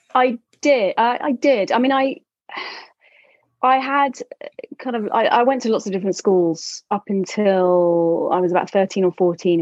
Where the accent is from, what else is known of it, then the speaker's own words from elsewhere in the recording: London, United Kingdom; I am from London